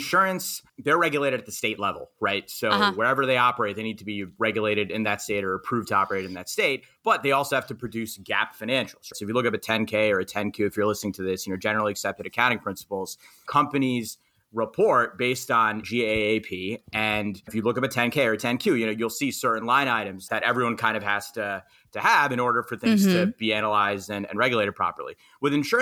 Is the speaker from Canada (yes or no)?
no; New York City, New York, United States; I'm from Queens, New York.